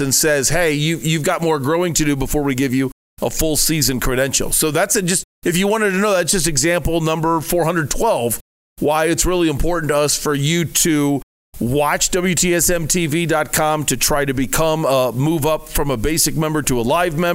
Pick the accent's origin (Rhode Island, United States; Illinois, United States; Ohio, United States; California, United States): Ohio, United States; now in Arizona, United States; I'm from Ohio